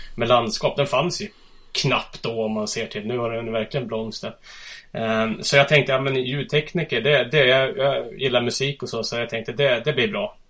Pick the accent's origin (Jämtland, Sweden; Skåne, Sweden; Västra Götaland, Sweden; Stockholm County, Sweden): Stockholm County, Sweden; Huddinge; moved away as an adult; now in Östersund, Sweden; Jag är född och uppvuxen i Huddinge söder om Stockholm